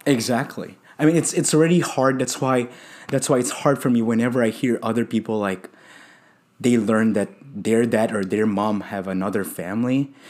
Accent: Philippines; also born or lived in Houston; now in Dallas, United States; I'm from the Philippines

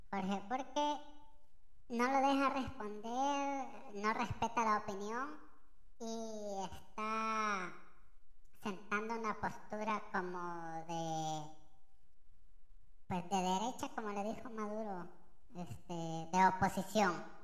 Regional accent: El Salvador; Lo digo desde mi posición como salvadoreño.

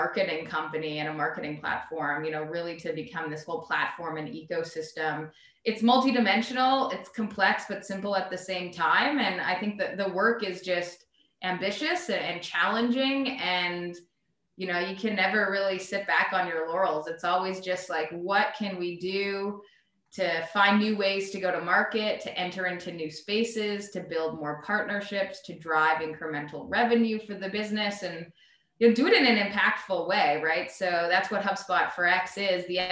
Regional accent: Canada; moved away as an adult; now in United States; So I'm from Canada. I'm Canadian. I came to the US to go to school and to play soccer a long time ago

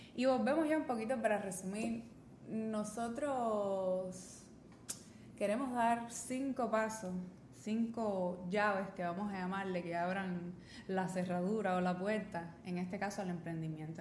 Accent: Cuba; nosotros, nosotros pensando como, como cubanos o como hispanohablantes

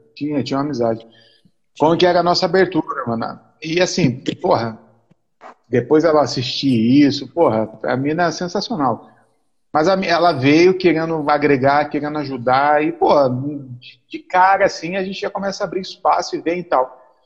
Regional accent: Mogi, São Paulo, Brazil; Eu sou de Mogi

